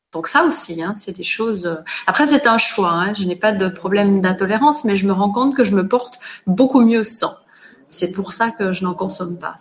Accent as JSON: {"language": "French", "country": "Switzerland", "tie": "born or raised there", "moved": "yes", "said": "je suis née en Suisse, j'ai grandi là-bas"}